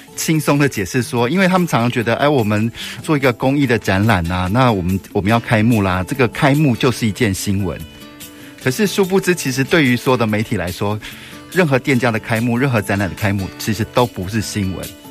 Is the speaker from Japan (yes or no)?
no; Taiwan; 我们来自台湾